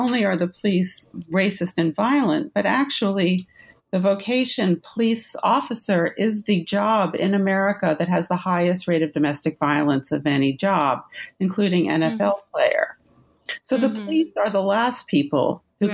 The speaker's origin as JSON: {"language": "English", "town": "New York City", "region": "New York", "country": "United States", "tie": "born there", "said": "I was born in New York City in 1958."}